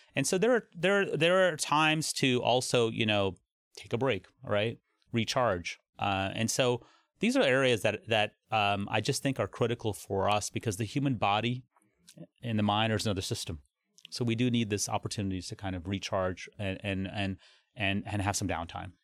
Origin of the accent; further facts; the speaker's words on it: Cincinnati, Ohio, United States; also born or lived in Toledo, Ohio; I grew up in Cincinnati